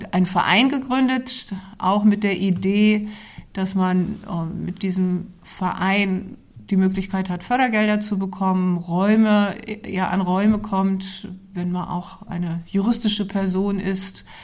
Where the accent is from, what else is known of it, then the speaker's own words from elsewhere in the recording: Goslar, Lower Saxony, Germany; born there; also born or lived in Fulda; vielen Jahren bin ich in Goslar geboren, genau.